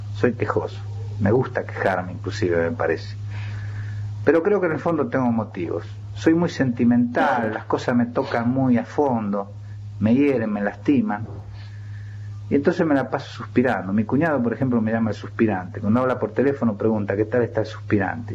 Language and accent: Spanish; Chacabuco, Buenos Aires Province, Argentina; now in Buenos Aires, Argentina; hablar de Chacabuco es un poco hablar de mi infancia